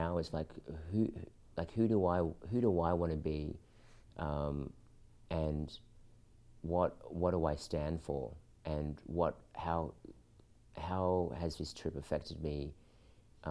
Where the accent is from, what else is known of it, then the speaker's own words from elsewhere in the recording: Australia; also born or lived in Philippines; growing up in Australia, I looked Filipino, but inside I felt Australian.